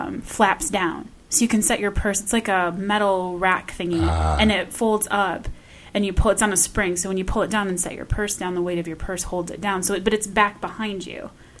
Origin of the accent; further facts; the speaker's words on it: Michigan, United States; I'm from Michigan